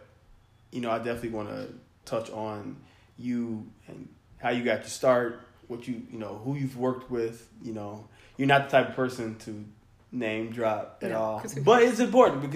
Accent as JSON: {"language": "English", "region": "western suburbs of Illinois", "country": "United States", "tie": "born or raised there", "said": "as a black man growing up in America who's faced racism of all kinds, especially living in the suburbs of Illinois, in the western suburbs"}